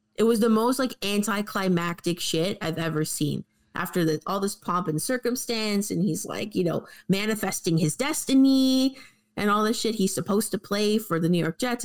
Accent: Canada; we're Canadian

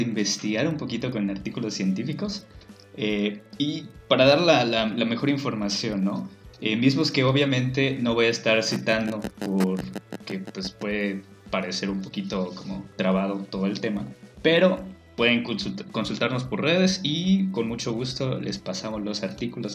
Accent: Yucatán, Mexico; en nuestra doble moral como yucatecos

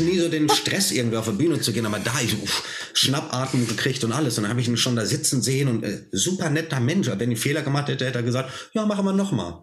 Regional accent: Germany; born or raised there

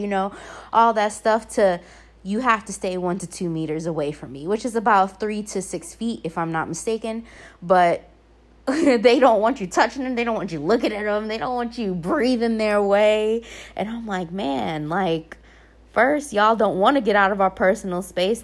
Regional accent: Norfolk, Virginia, United States; moved away as an adult; now in Sicily, Italy; Norfolk to be exactly. I grew up in Ocean View. I grew up in East Ocean View, to be exact.

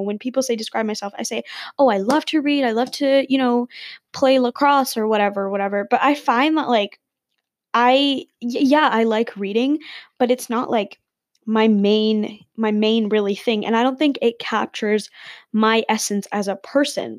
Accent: Dubai, United Arab Emirates; also born or lived in India; now in Canada; I'm Indian. I'm born in Dubai and I live in Canada

